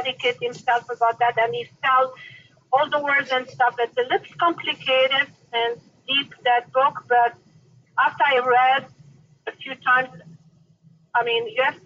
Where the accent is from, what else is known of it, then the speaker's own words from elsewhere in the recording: Portugal; now in United States; I came from Portugal.